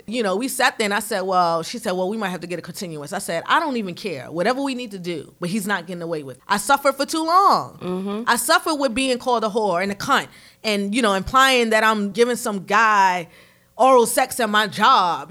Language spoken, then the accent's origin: English; New York City, New York, United States; moved away as an adult; now in Charlotte, United States; I grew up in Harlem in the 80s and 90s